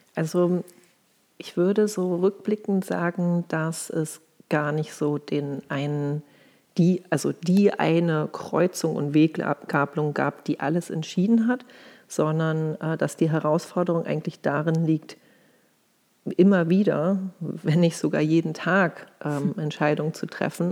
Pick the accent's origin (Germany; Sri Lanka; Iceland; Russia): Germany; Hamburg; now in Berlin, Germany; Und ich komme eigentlich aus Hamburg, lebe aber schon länger in Berlin